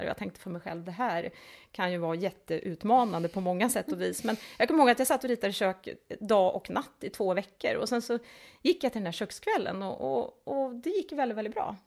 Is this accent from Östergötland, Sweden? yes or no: yes; outside Linköping, Östergötland, Sweden; also born or lived in Älmhult / Delhi, India / Hong Kong / Singapore; now in Malmö, Sweden; Jag växte upp i Östergötland, eh, lite utanför Linköping